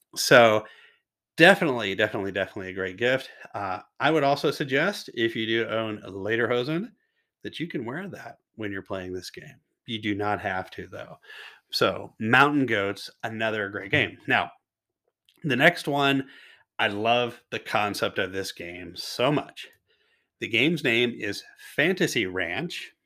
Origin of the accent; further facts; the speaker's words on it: Kentucky, United States; now in Washington State, United States; I'm originally from Kentucky.